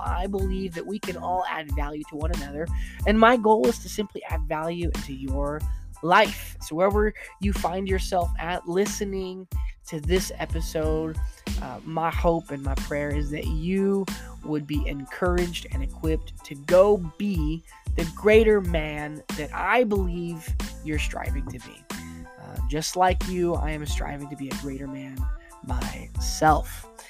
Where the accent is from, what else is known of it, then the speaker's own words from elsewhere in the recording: Arizona, United States; also born or lived in Florida / Michigan; I grew up in Florida, but I was born in Florida, but kind of raised in Arizona. Got older, moved back to Florida. Then I moved to Michigan for a couple years. And I moved back to Arizona.